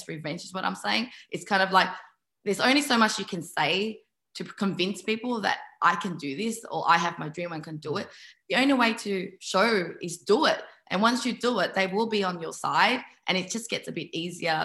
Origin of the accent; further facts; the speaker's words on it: Melbourne, Victoria, Australia; moved away as an adult; now in Sydney, Australia; I moved from Melbourne to Sydney, and Melbourne was that place of my childhood